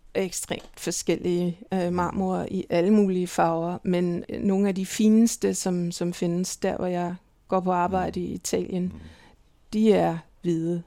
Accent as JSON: {"language": "Danish", "town": "Copenhagen", "region": "Capital Region of Denmark", "country": "Denmark", "tie": "born or raised there", "also_born_or_lived": "Milan", "moved": "as an adult", "lives_now": "Berlin, Germany", "said": "jeg er vokset op i København"}